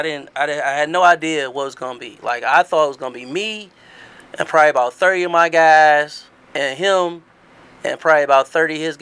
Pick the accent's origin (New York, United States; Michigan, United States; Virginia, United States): Michigan, United States; Detroit; also born or lived in East Side, Detroit; I'm from the West. I'm always going to rep the West. I'm from West 7 Mile.